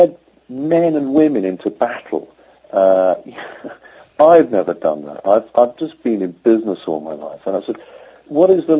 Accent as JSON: {"language": "English", "region": "Yorkshire and the Humber", "country": "United Kingdom", "said": "As a Yorkshireman from England"}